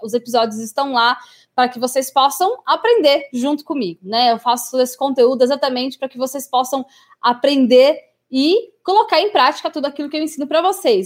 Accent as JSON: {"language": "Portuguese", "country": "Brazil", "also_born_or_lived": "England", "moved": "as an adult", "said": "eu esqueci algumas palavras em português, né, quando eu voltei para o Brasil"}